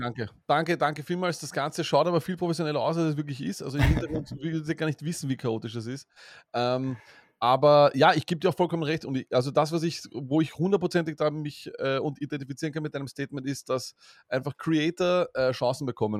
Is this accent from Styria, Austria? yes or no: no; Vienna, Austria; als Wiener